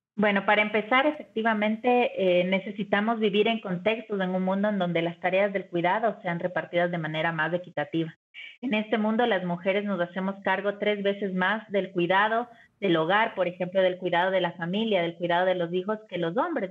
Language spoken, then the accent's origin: Spanish; Ecuador; en Ecuador, que es de donde yo vengo